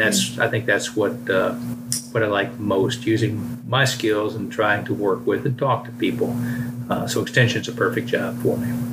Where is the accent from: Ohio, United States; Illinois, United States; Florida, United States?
Florida, United States; Brevard County; now in Georgia, United States; I'm originally from Florida. I grew up in uh, Brevard County on the East Coast